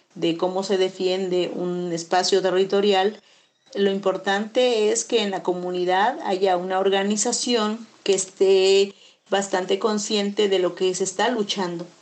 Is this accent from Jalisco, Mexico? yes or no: no; Chapultenango, Chiapas, Mexico; abarca mi pueblo, Chapultenango